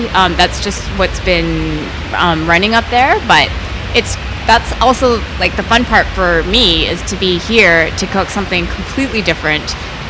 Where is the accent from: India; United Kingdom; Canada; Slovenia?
Canada